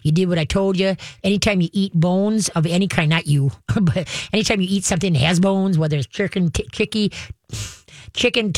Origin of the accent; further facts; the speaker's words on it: Duluth, Minnesota, United States; I was adopted and when I was a year and a half, I was born up in Duluth.